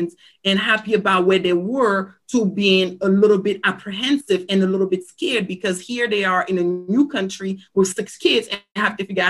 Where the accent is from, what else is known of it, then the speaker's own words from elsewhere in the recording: Cameroon; also born or lived in Silver Spring, Maryland, United States; now in United States; I am originally from Cameroon, Africa. I came to the United States and settled in the Silver Spring-Tacoma Park area about 1997. I moved here with my parents